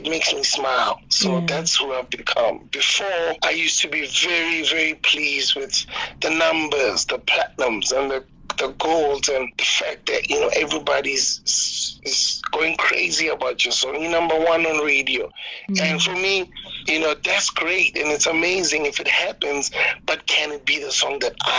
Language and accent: English; South Africa; as a South African artist